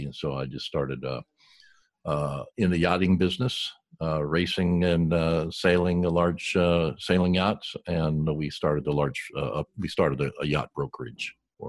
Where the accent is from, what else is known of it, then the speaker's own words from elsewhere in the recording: Southern California, United States; Oh, I grew up here in Southern California, mostly okay. Along the beaches.